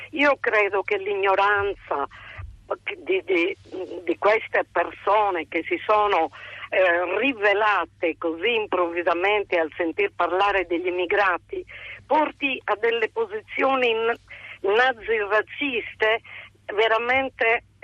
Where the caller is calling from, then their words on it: Sardinia, Italy; Io parlo da una piccola zona che è il Sarcidano, all'interno della Sardegna.